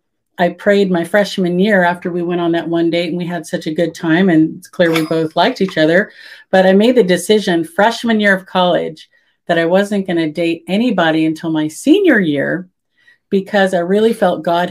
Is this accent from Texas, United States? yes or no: no; California, United States; also born or lived in Memphis; I grew up in California